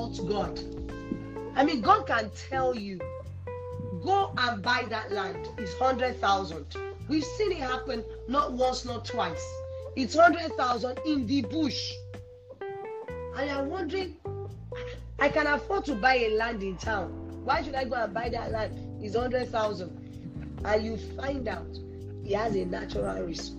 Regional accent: Nigeria; I'm Nigerian

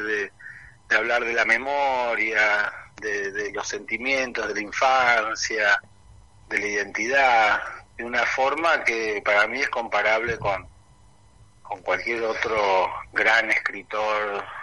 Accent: England, United Kingdom; si bien yo soy bilingüe, o sea, porque como, como les contaba, me crié en parte en Inglaterra.

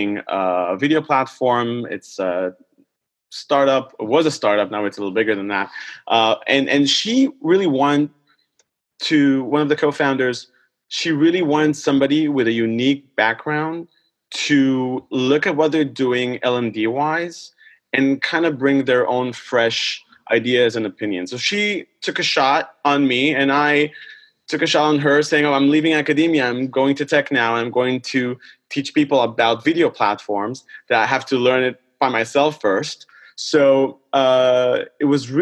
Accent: Israel; moved away; it all started back in Israel. I'm originally from Israel.

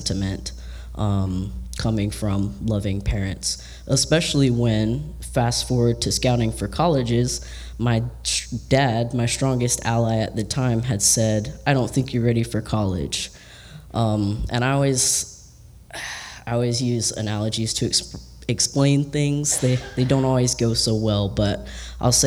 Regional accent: Georgia, United States; now in Tampa, United States; I'm from Georgia originally

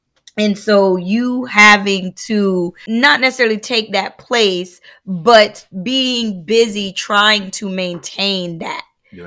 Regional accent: United States; I remember, you know, you're Haitian, I'm Black American.

